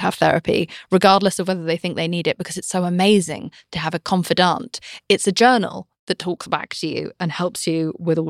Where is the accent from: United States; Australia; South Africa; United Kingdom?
United Kingdom; I'm British